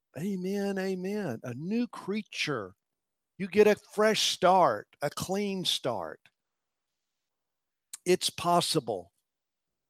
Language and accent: English; Elizabethton, Tennessee, United States; moved away; I was raised in a little country church in Elizabethton, Tennessee.